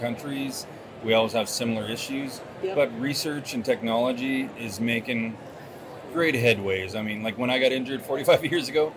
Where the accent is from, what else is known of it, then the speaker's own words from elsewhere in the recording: Vancouver Island, British Columbia, Canada; I'm originally from Couch and Tribes, which is on Vancouver Island